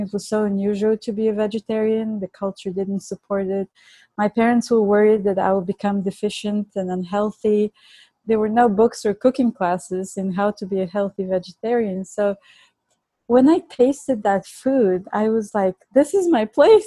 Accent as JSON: {"language": "English", "town": "Plovdiv", "region": "Plovdiv Province", "country": "Bulgaria", "tie": "born or raised there", "accent": "Bulgarian", "second_language": "English", "moved": "yes", "lives_now": "New York, United States", "said": "I was born and raised in Bulgaria. That's my accent"}